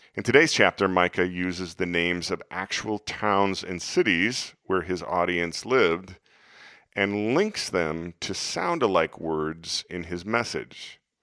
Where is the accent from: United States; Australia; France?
United States; Des Moines, Iowa; my hometown of Des Moines